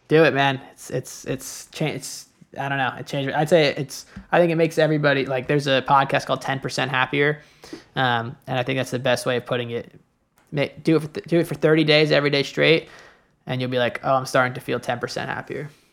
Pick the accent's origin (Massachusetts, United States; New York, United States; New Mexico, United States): New York, United States; moved away as an adult; also born or lived in Chicago; I grew up in New York, you know, my family, my friends in New York